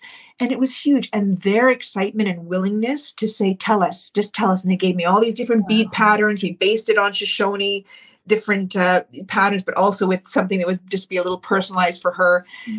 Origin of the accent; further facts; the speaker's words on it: Canada; Like, the fact is we are still Canadian, you know, going down to Tulsa.